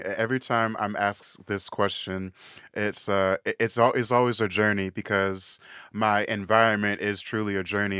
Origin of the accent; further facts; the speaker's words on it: Woodbury, Minnesota, United States; also born or lived in Saint Paul; I grew up in Woodbury, which is a suburb of, of Saint Paul